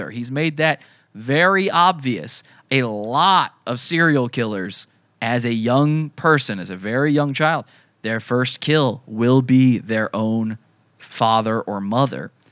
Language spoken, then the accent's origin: English; Santa Cruz, California, United States; I'm from Santa Cruz, and we had a murder years and years back.